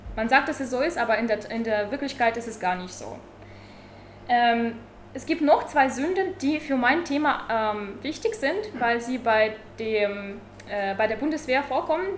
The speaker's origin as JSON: {"language": "German", "town": "Tübingen", "region": "Baden-Württemberg", "country": "Germany", "said": "Ich komme aus Tübingen, studiere derzeit Friedensforschung."}